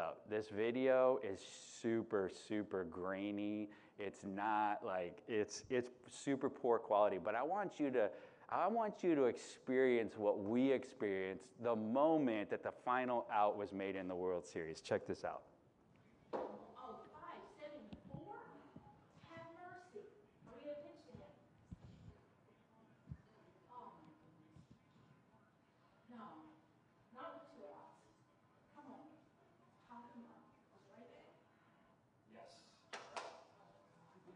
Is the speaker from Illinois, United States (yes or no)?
yes; Chicago, Illinois, United States; moved away as an adult; now in Santa Cruz, United States; I grew up in Chicago